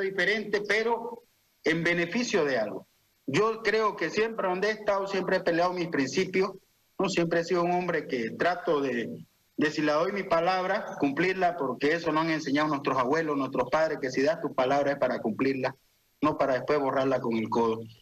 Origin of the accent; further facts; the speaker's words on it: Santa Cruz, Bolivia; Yo soy un cruceño, yo soy un campa, siempre voy a querer a mi región